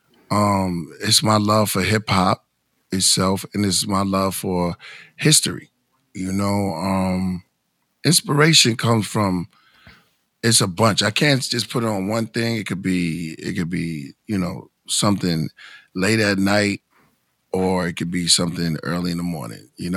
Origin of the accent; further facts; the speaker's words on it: New York City, New York, United States; also born or lived in Bushwick, Brooklyn; I was born in Bushwick, but I grew up in Bed-Stuy.